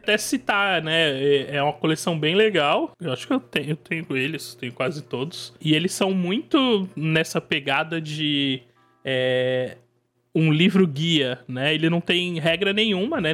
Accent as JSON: {"language": "Portuguese", "region": "São Paulo state coast", "country": "Brazil", "said": "Eu sou, eu sou do estado de São Paulo, mais precisamente do litoral."}